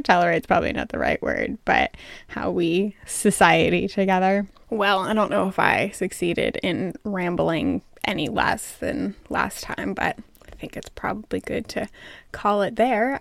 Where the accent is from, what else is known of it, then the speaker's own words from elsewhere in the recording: United States; I am American